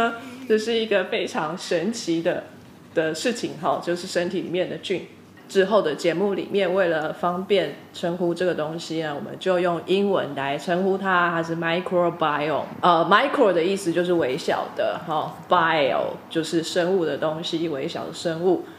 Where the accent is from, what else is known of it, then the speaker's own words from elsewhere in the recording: Taiwan; 还有来自台湾的台妹我本人…。